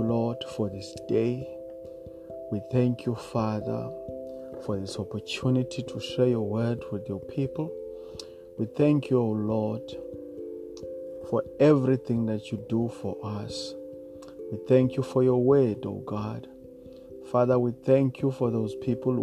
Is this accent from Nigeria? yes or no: no; Eastern Cape, South Africa; Eastern part of South Africa is the Eastern Cape of South Africa